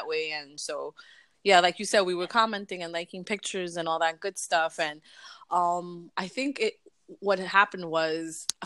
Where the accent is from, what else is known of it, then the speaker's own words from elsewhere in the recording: New York City, New York, United States; we're two girls born and raised in Brooklyn